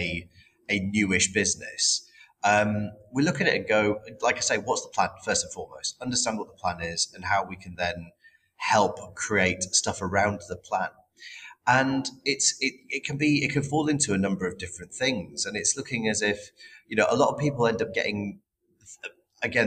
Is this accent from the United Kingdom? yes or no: yes; United Kingdom; we're not very good as British people